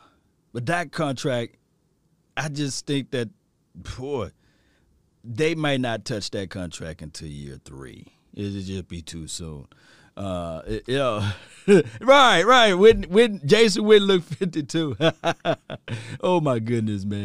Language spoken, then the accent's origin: English; Mississippi, United States; now in Texas, United States; I'm from Mississippi